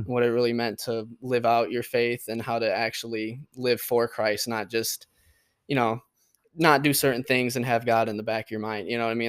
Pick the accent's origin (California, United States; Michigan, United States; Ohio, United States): Michigan, United States; Port Huron; I grew up in Port Huron